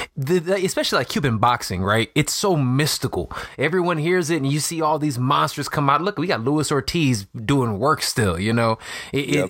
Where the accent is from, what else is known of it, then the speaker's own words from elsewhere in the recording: Chicago, Illinois, United States; I'm from Chicago. I'm from Illinois, so I know like the Midwest